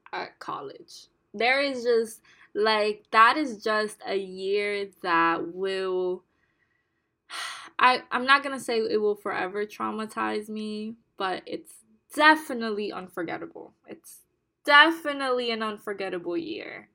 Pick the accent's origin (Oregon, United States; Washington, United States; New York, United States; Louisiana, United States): New York, United States; New York City; English is a second language; also born or lived in Bonao, Dominican Republic; Growing up in the Bronx, in one of the most disenfranchised, marginalized boroughs in New York City